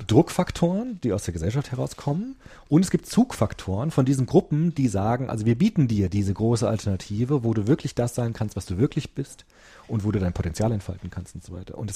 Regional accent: Germany; weil ich bin ja Deutsche, ich habe einen deutschen Pass, um Gottes Willen

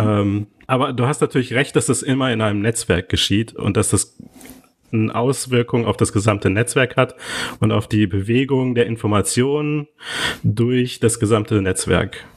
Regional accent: Neuss, North Rhine-Westphalia, Germany; moved away as an adult; also born or lived in Cologne; now in Lisbon, Portugal; ich bin ja gebürtig aus Neuss

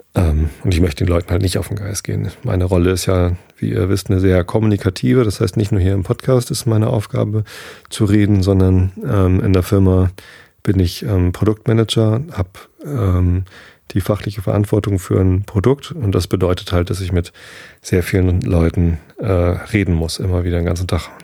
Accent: Northern Germany, Germany; Als Norddeutscher

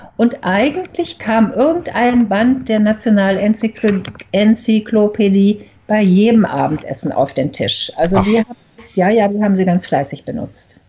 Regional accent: Berlin, Germany; moved away as an adult; also born or lived in Umeå, Sweden; now in Uppsala, Sweden; bin in Berlin geboren und aufgewachsen und bin einen Monat nach dem Abitur nach Schweden gegangen und dort hängen geblieben

